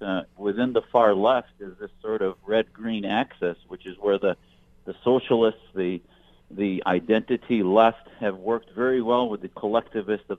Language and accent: English; Wisconsin, United States; I grew up in Wisconsin